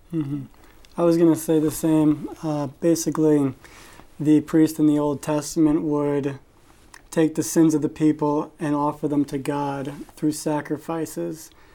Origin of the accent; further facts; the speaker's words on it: Westchester County, New York, United States; moved away; I'm originally from Westchester County, New York